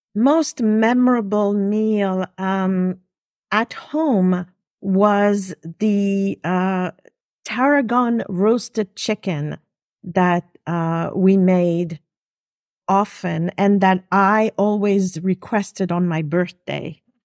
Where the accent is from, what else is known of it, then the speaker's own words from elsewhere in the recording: Geneva, Switzerland; first language French; English is a second language; now in New York, United States; I'm actually originally from, uh, Switzerland, Geneva. French is my first language.